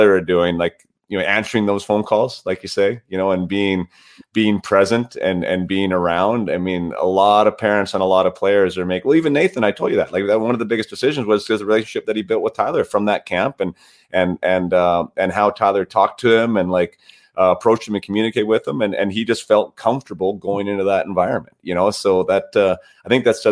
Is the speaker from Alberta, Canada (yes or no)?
no; Vernon, British Columbia, Canada; I was obviously from Vernon